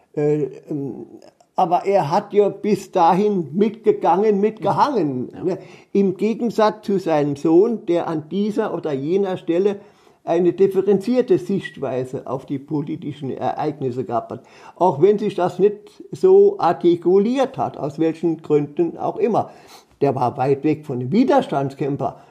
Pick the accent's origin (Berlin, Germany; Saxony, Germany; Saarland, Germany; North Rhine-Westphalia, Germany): Saarland, Germany; Wörthling; Ich lebe seit 1946 hier in Wörthling